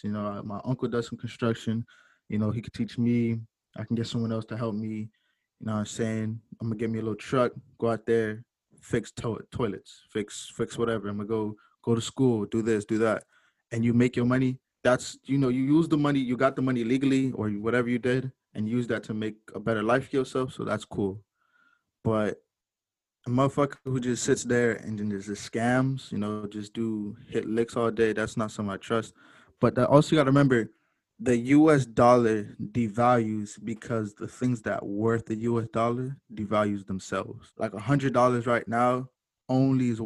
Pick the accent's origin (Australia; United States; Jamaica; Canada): Jamaica; I'm Jamaican too